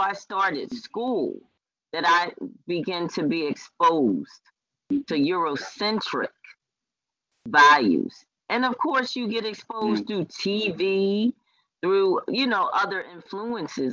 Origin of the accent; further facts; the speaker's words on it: United States; I was born here in America